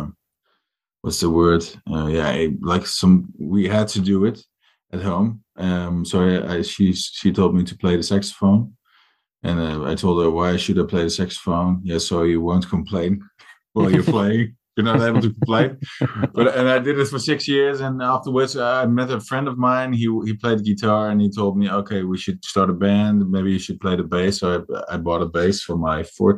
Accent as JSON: {"language": "English", "area": "Achterhoek", "region": "Gelderland", "country": "Netherlands", "tie": "born or raised there", "moved": "as an adult", "lives_now": "Nijmegen, Netherlands", "said": "I grew up in the Achterhoek, which is a part of the Netherlands."}